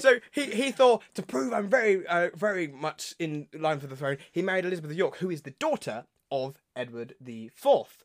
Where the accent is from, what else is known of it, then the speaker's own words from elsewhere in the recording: United Kingdom; we're British